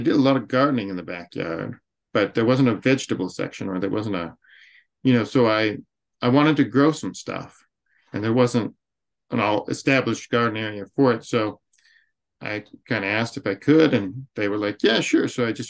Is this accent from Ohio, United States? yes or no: no; Western Montana, United States; I grew up here in Western Montana.